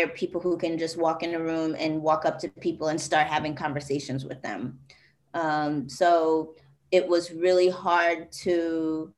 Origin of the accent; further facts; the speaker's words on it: New York City, New York, United States; I'm originally from Jamaica, Queens, and it is like 99.9999 probably 100% Black